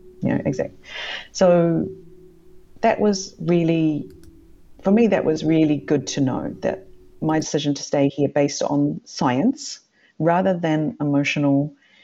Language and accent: English; New Zealand; also born or lived in Sweden; now in Japan; As a New Zealander